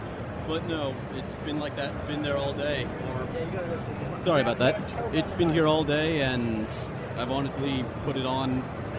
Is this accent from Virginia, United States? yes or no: yes; Northern Virginia, United States; I'm from Virginia, Northern Virginia.